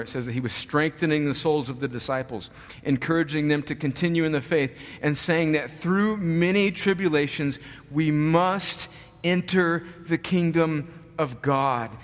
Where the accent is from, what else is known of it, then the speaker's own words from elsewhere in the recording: United States; we as American Christians